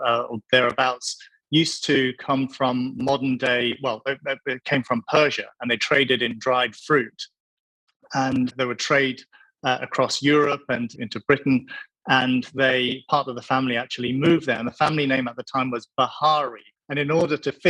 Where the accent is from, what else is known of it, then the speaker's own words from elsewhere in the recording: Hong Kong; I grew up in Hong Kong